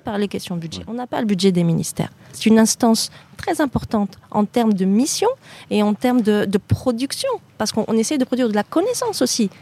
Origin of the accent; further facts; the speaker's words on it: Normandy, France; moved away as an adult; now in Morocco; je suis née en France, en Normandie plus précisément. Euh, comme euh, mon, camarade Molenbeek, je n'ai jamais déménagé de ma petite Normandie